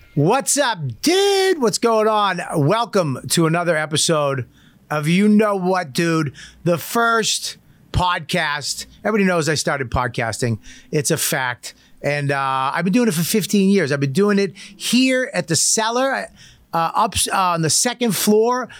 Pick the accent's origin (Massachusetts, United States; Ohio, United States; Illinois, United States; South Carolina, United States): Massachusetts, United States; Medford; when I grew up in Medford